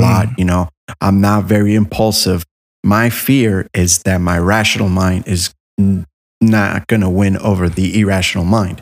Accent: Miami, Florida, United States; I was raised in Miami

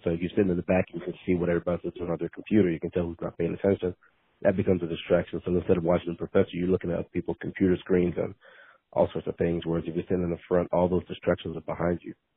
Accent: League City, Texas, United States; I grew up League City, Texas. So League City, Texas is outside of Houston.

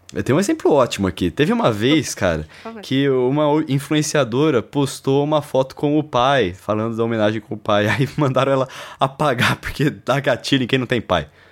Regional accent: Brazil; moved away; eu não sou de São Paulo mesmo, velho. Eu cresci no interior.

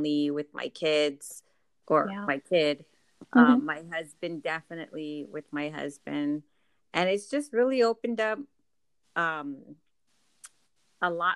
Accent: San Antonio, Texas, United States; I'm from San Antonio, Texas

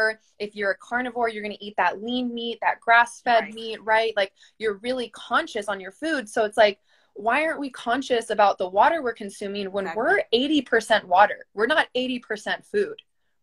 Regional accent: Texas, United States; I am Mexican German from Texas

